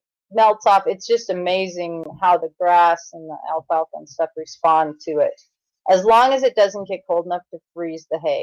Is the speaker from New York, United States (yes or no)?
no; Montana, United States; I was born and raised in Montana. We are in northern Montana